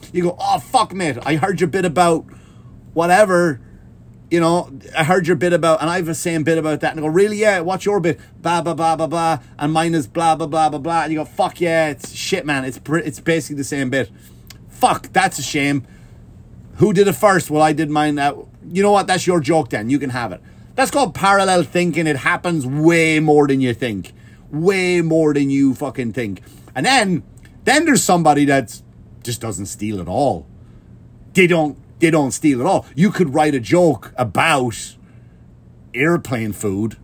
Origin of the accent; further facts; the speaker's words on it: Ireland; accent: Irish; Ireland, we do have a weird, funny accent